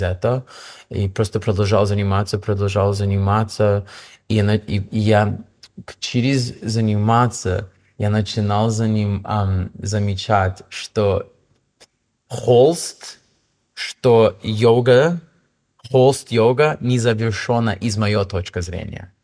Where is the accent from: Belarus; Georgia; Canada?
Canada; Toronto, Ontario; Russian is a second language; moved away as an adult; also born or lived in Vancouver, Canada / Russia / Hong Kong; now in Bali, Indonesia; я из Торонто